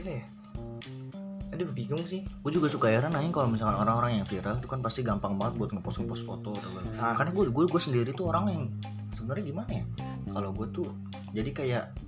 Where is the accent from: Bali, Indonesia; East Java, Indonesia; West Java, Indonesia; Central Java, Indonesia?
West Java, Indonesia; Cikarang; Cikarang kampung gue